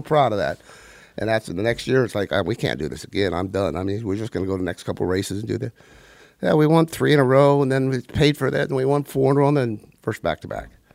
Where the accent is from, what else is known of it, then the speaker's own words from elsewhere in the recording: Simi Valley, California, United States; also born or lived in Palmdale; I'm from, uh, grew up in Simi Valley